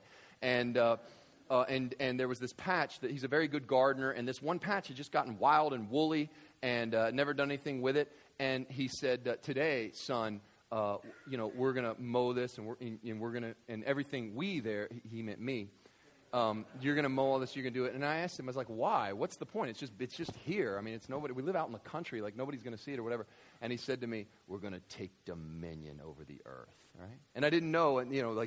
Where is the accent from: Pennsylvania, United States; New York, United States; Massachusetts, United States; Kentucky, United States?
Kentucky, United States; West; I grew up in West Kentucky